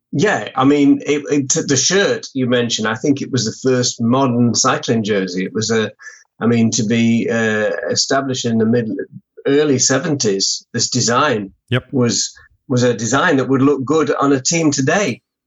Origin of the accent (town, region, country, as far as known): United Kingdom